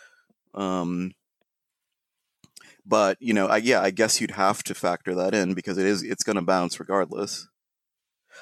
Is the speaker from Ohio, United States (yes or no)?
yes; Ohio, United States; now in New York, United States; when we were growing up in Ohio